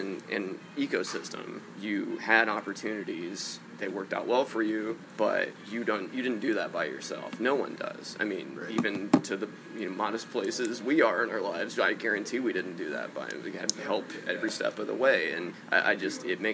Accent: Mitchell, Indiana, United States; now in Kokomo, United States; I'm from Mitchell. I don't know if you know Mitchell, but it's a very, very small town, about 3,000 people in southern Indiana.

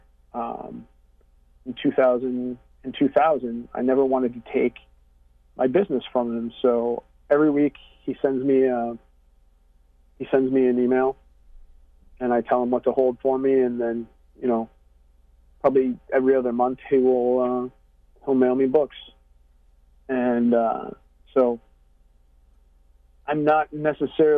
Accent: Syracuse, New York, United States; I grew up in Syracuse, which is 2.5 hours west of where I live now

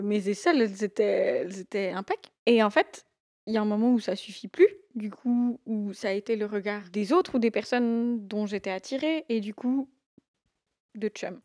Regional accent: Valais, Switzerland; j'ai 26 ans, j'ai grandi en Valais

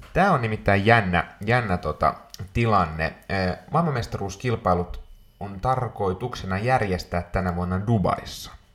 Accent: Finland

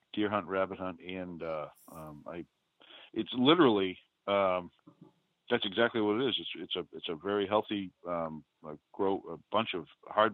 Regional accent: New England, United States; accent: New England; And it's a wicked, wicked good, that's my New England accent, wicked good

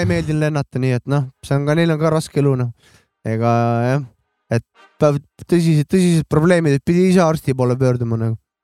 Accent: Estonia; ma olen eestlane

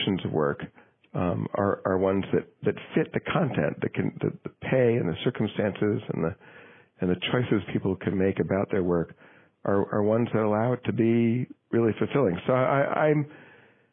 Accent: Manchester, New Hampshire, United States; my hometown of Manchester, New Hampshire

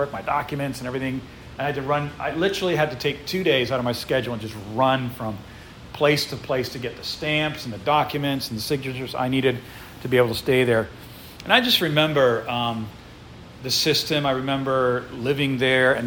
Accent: United States; also born or lived in Ukraine; growing up as an American

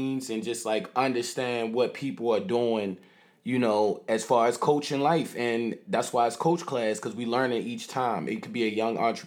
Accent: Baltimore, Maryland, United States; we from Baltimore

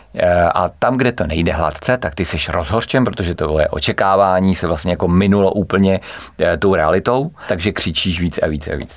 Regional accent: Klatovy, Plzeň Region, Czechia; u nás v Klatovech

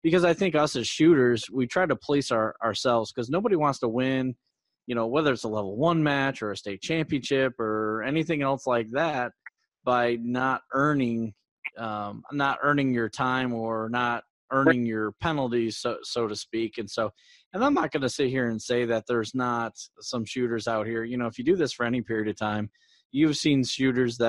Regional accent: Syracuse, New York, United States; moved away; Syracuse colors from my hometown

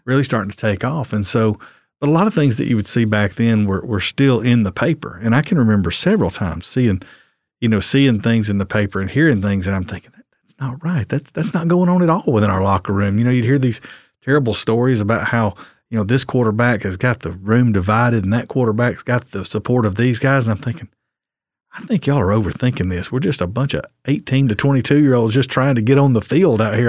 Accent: West Point, Texas, United States; I grew up here in Coleman County. I grew up out at West Point

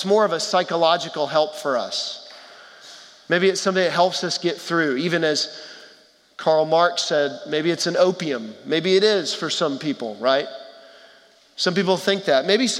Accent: Texas, United States; moved away; our family, we're from Texas originally, who live in Houston

